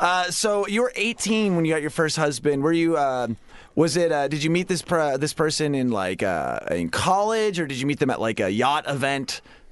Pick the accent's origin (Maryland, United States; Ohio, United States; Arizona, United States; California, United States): Ohio, United States; I mean, I'm an Anderson from the Ohio Andersons.